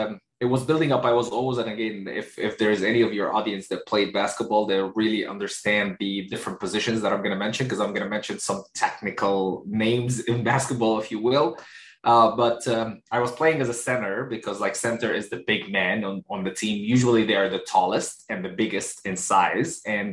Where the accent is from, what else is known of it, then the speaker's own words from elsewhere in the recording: Egypt; born there; also born or lived in United Arab Emirates / Kuwait / United States; A little bit about, just where I was born in Egypt. I spent some time in the UAE, the United Arab Emirates. I spent about 3 or 4 years in Kuwait.